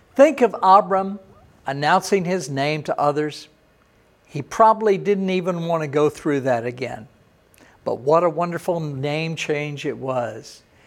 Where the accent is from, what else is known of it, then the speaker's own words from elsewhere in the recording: Texas, United States; I was born in Texas